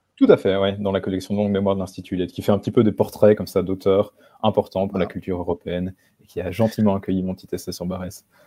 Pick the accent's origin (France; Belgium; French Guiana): Belgium; moved away as an adult; now in Warsaw, Poland; j'habite enfin, j'ai habité en Belgique, je suis belge, j'ai 26 ans, je suis à Varsovie maintenant